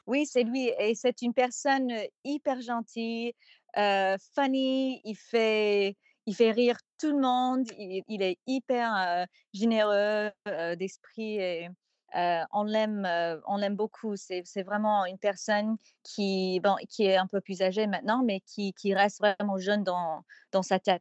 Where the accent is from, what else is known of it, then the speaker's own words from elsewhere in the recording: Nashville, Tennessee, United States; French is a second language; also born or lived in Paris, France; je suis originaire de Nashville parce que ma mère, elle est aussi artiste